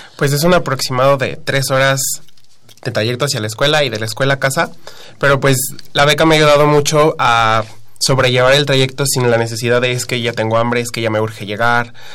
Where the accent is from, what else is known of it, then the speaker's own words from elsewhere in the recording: Teotihuacán, State of Mexico, Mexico; vengo desde el estado, yo soy de Teotihuacán